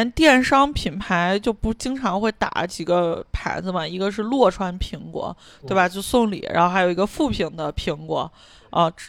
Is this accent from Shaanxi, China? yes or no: yes; Shaanxi, China; 我作为陕西人，